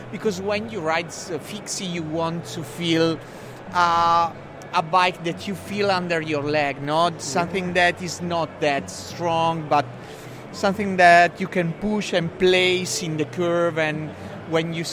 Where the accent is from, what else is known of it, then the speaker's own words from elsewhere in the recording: Bassano del Grappa, Veneto, Italy; English is a second language; We are from the north of Italy. We are from Bassano del Grappa